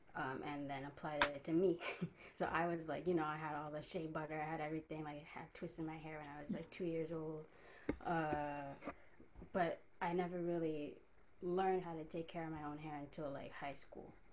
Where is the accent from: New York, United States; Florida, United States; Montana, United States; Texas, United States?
New York, United States; I'm from Queens, New York